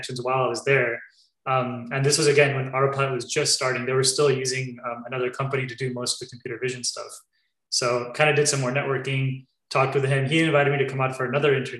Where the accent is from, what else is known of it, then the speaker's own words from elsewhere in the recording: California, United States; also born or lived in New York; I was born here in California